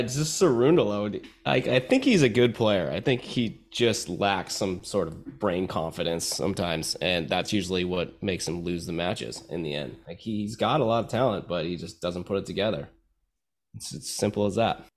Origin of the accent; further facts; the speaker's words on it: United States; I'm from America